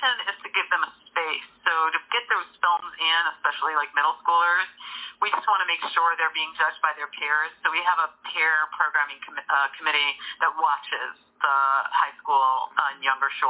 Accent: New York City, New York, United States; now in Pennsylvania, United States; as a New Yorker born in Brooklyn

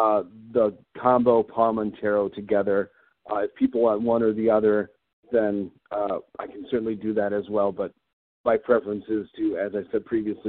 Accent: East Coast, United States; also born or lived in Wisconsin / Minnesota; I actually grew up initially on the East Coast, and then we moved to Wisconsin and then subsequently Minnesota. But I've been in Minnesota for most of my life from that perspective.

